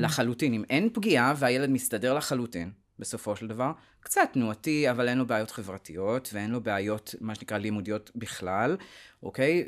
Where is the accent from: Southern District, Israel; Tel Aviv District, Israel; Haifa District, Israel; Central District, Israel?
Tel Aviv District, Israel; Tel Aviv; אני תל אביבי, אה, born and raised